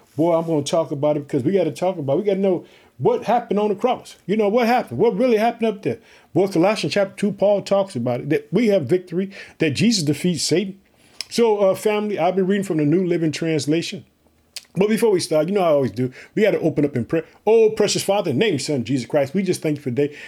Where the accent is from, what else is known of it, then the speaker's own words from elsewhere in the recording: Illinois, United States; we are heard in the state of Illinois, which is my home state